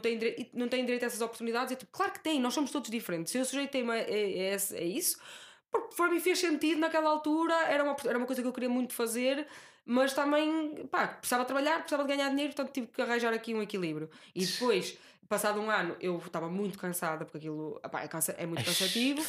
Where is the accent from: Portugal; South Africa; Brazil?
Portugal; Guimarães, Norte; moved away